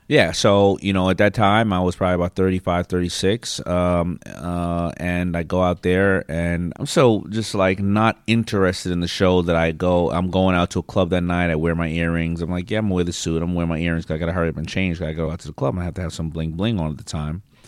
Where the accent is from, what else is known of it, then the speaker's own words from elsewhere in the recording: New York City, New York, United States; growing up in Hollis, Queens